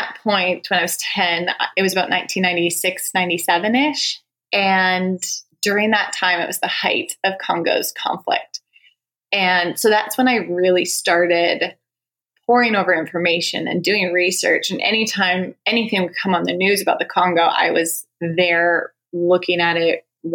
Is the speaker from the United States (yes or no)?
no; Canada; moved away; Canada, actually. I'm Canadian.